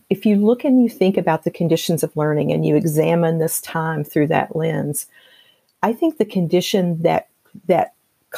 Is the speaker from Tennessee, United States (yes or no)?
yes; Tennessee, United States; I'm from Tennessee, and my mother would make biscuits. You know, that was our big thing growing up